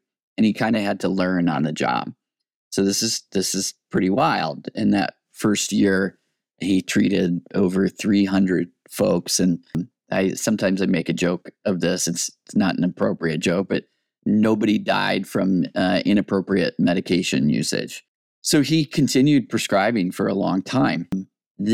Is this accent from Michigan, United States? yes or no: yes; Michigan, United States; also born or lived in Wyoming / New York City; now in Boise, United States; I'm originally from Michigan. I went to Michigan State University, and then I started grad school in New York City at John Jay College of Crimin